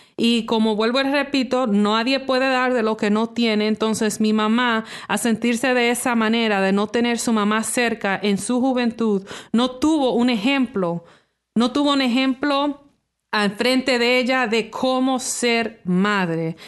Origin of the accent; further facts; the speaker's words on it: Toronto, Ontario, Canada; nací aquí en Toronto, Canadá, soy, soy hija de padres dominicanos